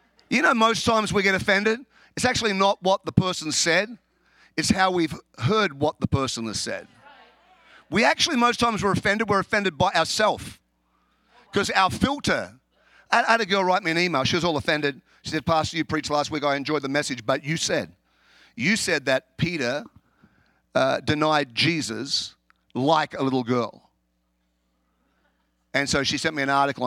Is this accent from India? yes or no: no; Australia; now in Chicago, United States; I'm an Australian, if you haven't guessed. I live in America.